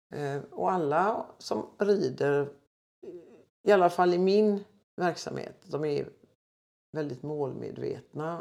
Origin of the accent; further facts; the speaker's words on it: Gothenburg, Västra Götaland, Sweden; also born or lived in Floda, Västergötland; född och uppväxt i Göteborg